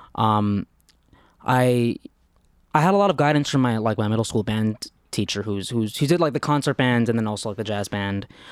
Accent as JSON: {"language": "English", "region": "New York", "country": "United States", "tie": "born or raised there", "said": "I'm from New York"}